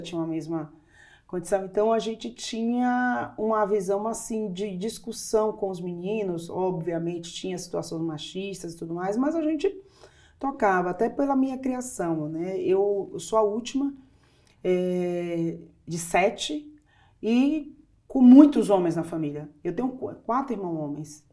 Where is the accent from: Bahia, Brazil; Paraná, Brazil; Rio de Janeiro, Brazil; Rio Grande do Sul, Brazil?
Bahia, Brazil; Salvador; sou do interior da, da Bahia, mas eu sempre fui criada em Salvador